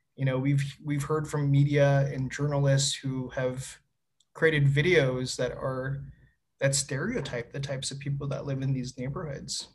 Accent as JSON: {"language": "English", "town": "Winnipeg", "region": "Manitoba", "country": "Canada", "tie": "born or raised there", "moved": "as an adult", "lives_now": "Edmonton, Canada", "said": "I was born and raised in Winnipeg, Manitoba"}